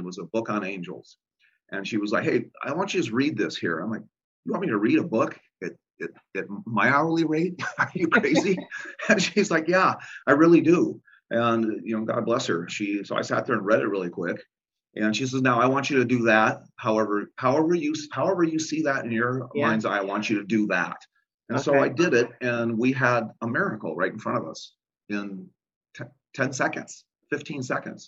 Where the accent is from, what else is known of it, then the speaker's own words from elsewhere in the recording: Illinois, United States; moved away; I'm originally from Illinois